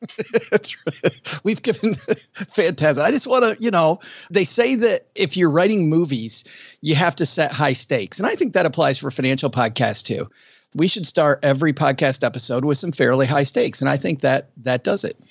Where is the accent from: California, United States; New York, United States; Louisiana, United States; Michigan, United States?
Michigan, United States; West; I grew up in West Michigan, and it was all cornfield